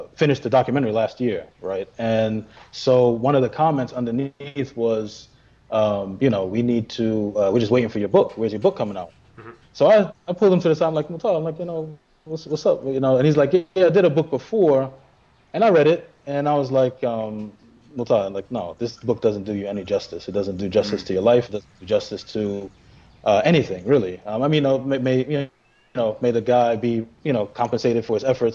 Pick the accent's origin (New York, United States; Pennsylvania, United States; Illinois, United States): New York, United States; New York City; being in Brooklyn and growing up with the … and …. Even though we're from Brooklyn